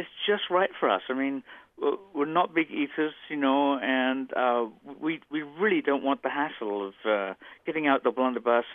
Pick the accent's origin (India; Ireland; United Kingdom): United Kingdom; now in United States; growing up in the United Kingdom